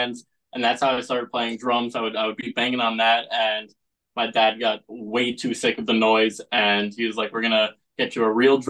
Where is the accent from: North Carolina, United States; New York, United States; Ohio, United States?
New York, United States; Eastern Long Island; I'm from Eastern Long Island, a little small town called Matterville